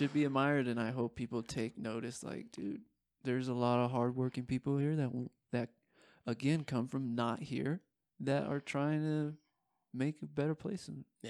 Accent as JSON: {"language": "English", "country": "United States", "said": "As an American"}